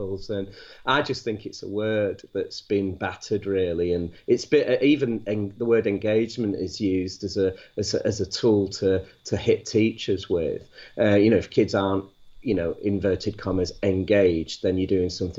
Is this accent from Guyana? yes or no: no; Manchester, North West England, United Kingdom; moved away; also born or lived in Wakefield; I'm actually from Manchester